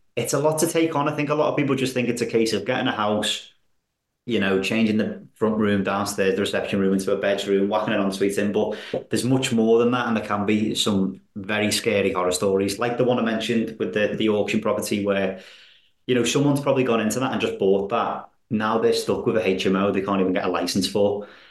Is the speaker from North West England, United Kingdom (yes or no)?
yes; Wallasey, North West England, United Kingdom; I'm from Wallasey, you see, so I, I that's where I live